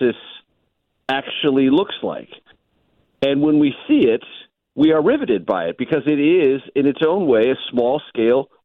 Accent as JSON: {"language": "English", "town": "San Diego", "region": "California", "country": "United States", "tie": "born or raised there", "said": "coming back from D.C. to my hometown"}